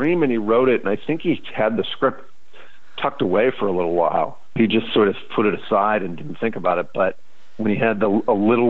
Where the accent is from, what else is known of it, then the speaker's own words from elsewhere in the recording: St. Louis, Missouri, United States; moved away; going back to my hometown